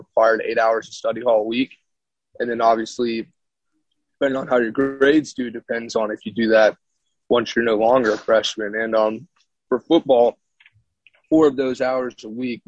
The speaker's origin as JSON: {"language": "English", "town": "Augusta", "region": "Georgia", "country": "United States", "tie": "born or raised there", "moved": "as an adult", "lives_now": "Pennsylvania, United States", "said": "I'm originally from Augusta, Georgia, which borders South Carolina"}